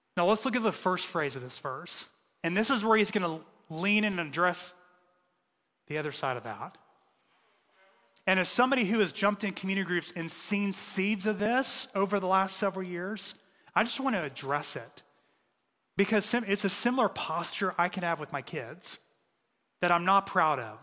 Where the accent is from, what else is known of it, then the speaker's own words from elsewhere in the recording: United States; we're American